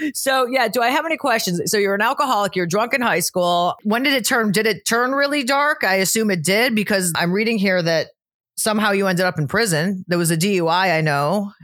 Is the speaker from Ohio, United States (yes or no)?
yes; Cleveland, Ohio, United States; now in Florida, United States; from Cleveland originally, but I've been in Florida for twenty years